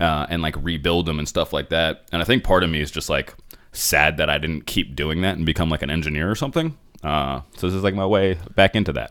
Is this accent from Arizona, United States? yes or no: yes; Phoenix, Arizona, United States; first language English; I was born in Phoenix